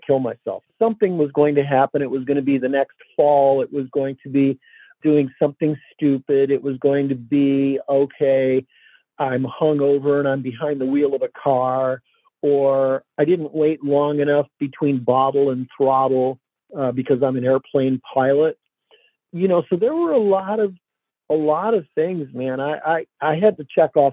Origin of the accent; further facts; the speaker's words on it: Detroit, Michigan, United States; And I grew up here in Detroit